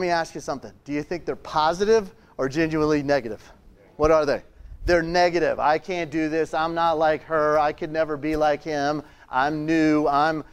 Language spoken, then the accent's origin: English; Richmond, Virginia, United States; I'm from Richmond, Virginia